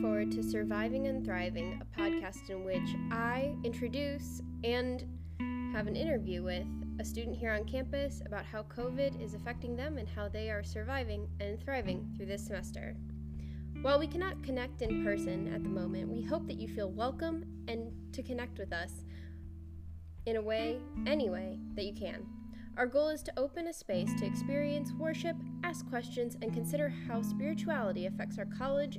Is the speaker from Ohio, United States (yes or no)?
no; Nashville, Tennessee, United States; moved away as an adult; now in Illinois, United States; I'm a sophomore studying industrial design with a minor in business. I'm from Nashville, Tennessee